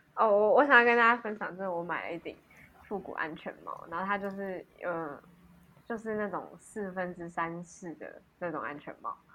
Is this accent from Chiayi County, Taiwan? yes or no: yes; Alishan, Chiayi County, Taiwan; moved away; 那一天是要回阿里山